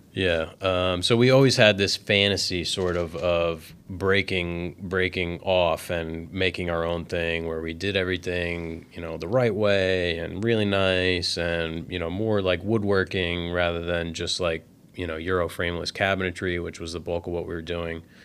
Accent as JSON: {"language": "English", "region": "New Jersey", "country": "United States", "said": "we're from New Jersey, and we live right on the coast"}